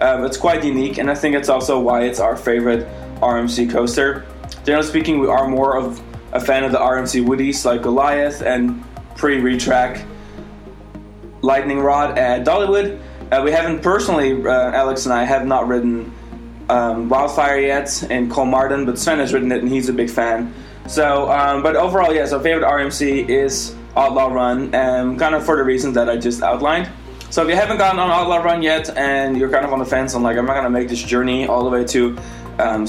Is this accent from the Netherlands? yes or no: yes; Netherlands; now in Florida, United States; I am from the Netherlands.